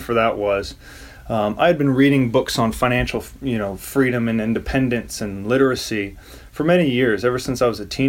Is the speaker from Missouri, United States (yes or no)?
yes; St. Louis, Missouri, United States; moved away as an adult; also born or lived in Springfield, Missouri / Seattle / San Diego / Chicago; I grew up in St. Louis, Missouri